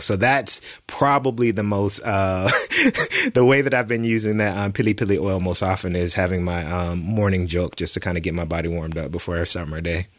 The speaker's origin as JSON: {"language": "English", "region": "the South", "country": "United States", "tie": "born or raised there", "said": "growing up in the South"}